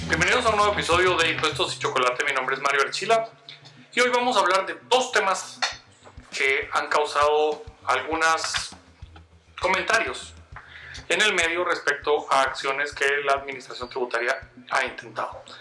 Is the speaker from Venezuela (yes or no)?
no; Guatemala; uno como guatemalteco